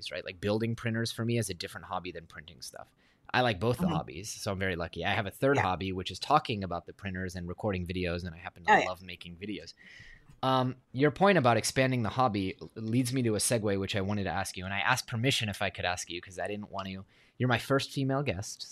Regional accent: Silicon Valley, California, United States; I grew up in Silicon Valley

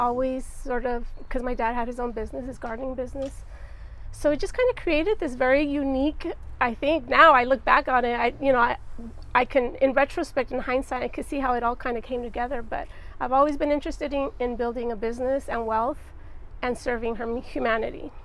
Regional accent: Santa Barbara, California, United States; also born or lived in Los Angeles; I was born and raised in Santa Barbara

